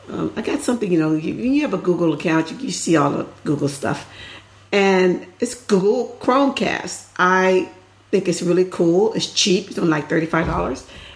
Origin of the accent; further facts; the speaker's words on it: the South, United States; I grew up in the South, so that's all we had to see.